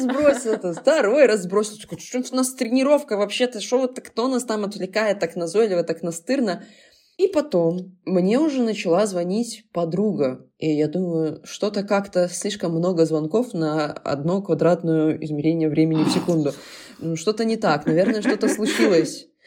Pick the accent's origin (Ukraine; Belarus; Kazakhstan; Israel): Belarus; мы как белорусы